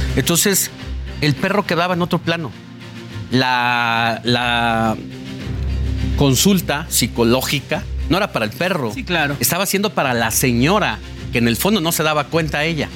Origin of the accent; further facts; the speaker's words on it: Mexico; como mexicanos somos especiales respecto a todo lo que ocurre en América Latina. Es que aquí en nuestro país